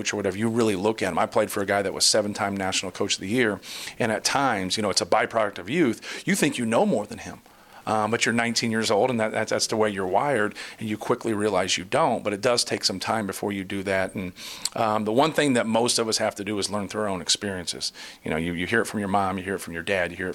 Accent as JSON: {"language": "English", "town": "Muncie", "region": "Indiana", "country": "United States", "tie": "born or raised there", "said": "I grew up in Muncie on Ball State's campus"}